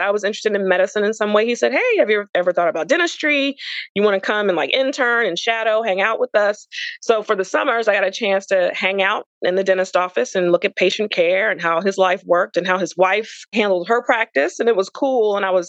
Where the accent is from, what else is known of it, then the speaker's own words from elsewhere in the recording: South Carolina, United States; So I'm originally from South Carolina, but with my father's job, he worked for Federal Express as an executive. So every time he had a promotion or moved to a different department, we moved to a different Southern state.